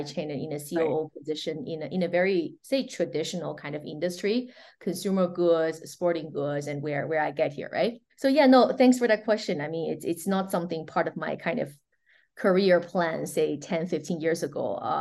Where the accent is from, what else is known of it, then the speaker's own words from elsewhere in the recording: China; moved away as an adult; also born or lived in New York, United States; now in Switzerland; I'm born and raised in China